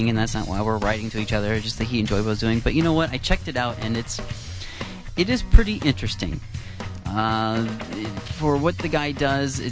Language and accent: English; Iowa, United States; now in Canada; I'm not Canadian. I'm actually from Iowa